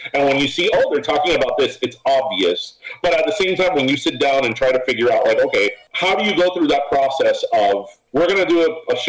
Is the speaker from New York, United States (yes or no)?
no; Kendall, Florida, United States; Okay, so we're from Kendall. We're from Kendall.